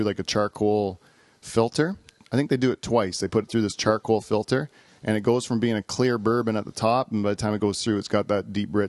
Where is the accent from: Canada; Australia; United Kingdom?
Canada; here in Canada, that's what we drink